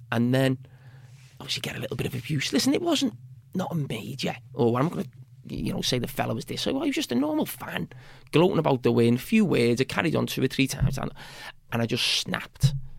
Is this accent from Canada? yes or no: no; Bootle, North West England, United Kingdom; I'm from Bo-, Bootle, which is probably one of the poorest